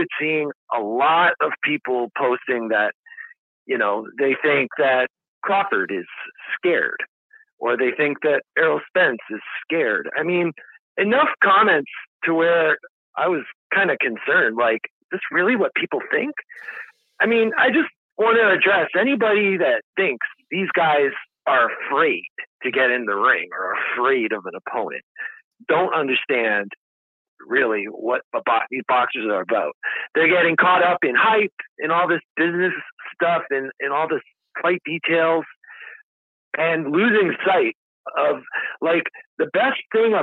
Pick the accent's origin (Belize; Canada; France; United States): Canada; I'm from Canada